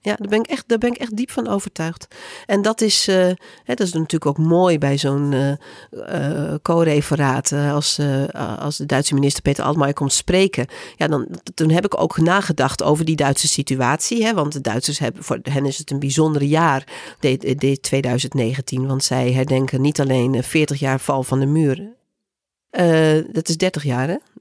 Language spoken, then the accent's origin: Dutch; Groningen, Netherlands; ik kom zelf uit Groningen